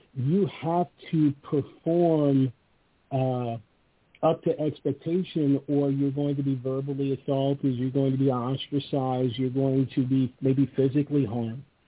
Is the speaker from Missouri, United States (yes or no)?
no; Los Angeles, California, United States; moved away; I was born and raised in Venice Beach